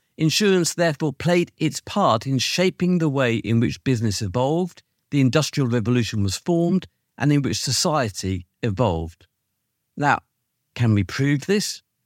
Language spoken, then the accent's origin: English; United Kingdom; as a Brit